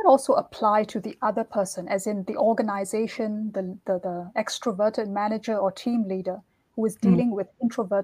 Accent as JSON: {"language": "English", "country": "Singapore", "moved": "yes", "said": "if I'm coming from Singapore"}